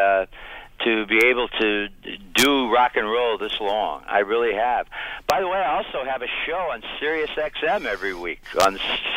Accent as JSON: {"language": "English", "town": "Niles", "region": "Michigan", "country": "United States", "tie": "born or raised there", "said": "we started my first band back in my hometown, Niles, Michigan"}